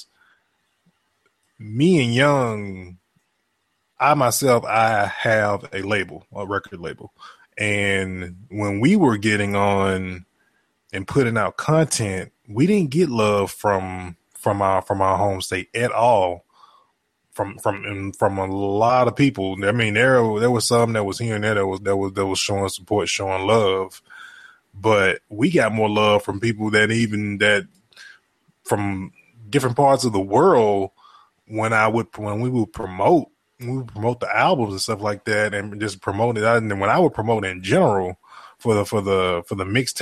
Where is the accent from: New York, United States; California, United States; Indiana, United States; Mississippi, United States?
Mississippi, United States; moved away as an adult; we're both from Mississippi